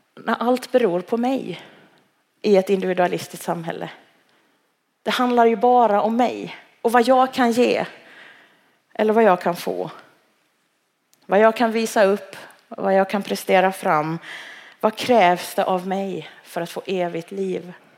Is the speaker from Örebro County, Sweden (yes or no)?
no; Halmstad, Halland County, Sweden; moved away as an adult; now in Malmö, Sweden; jag är född och uppvuxen i Halmstad